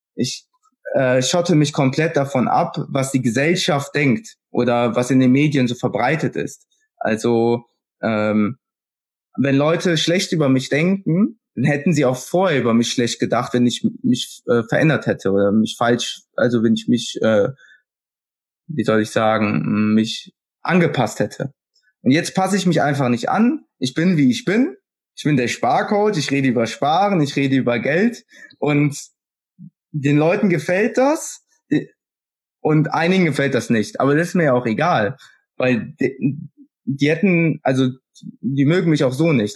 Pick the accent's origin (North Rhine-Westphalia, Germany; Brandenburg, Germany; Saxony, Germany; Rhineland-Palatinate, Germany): North Rhine-Westphalia, Germany; Kerpen; Ich komme aus Kerpen